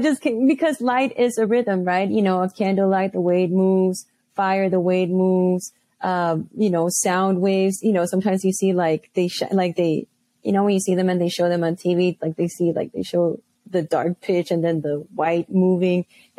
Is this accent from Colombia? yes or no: yes; Bogota, Bogotá Capital District, Colombia; also born or lived in Houston / Oakland / Massachusetts; now in Chicago, United States; So, yeah, born and raised in Colombia, Bogota, Colombia. Now I'm here in Chicago.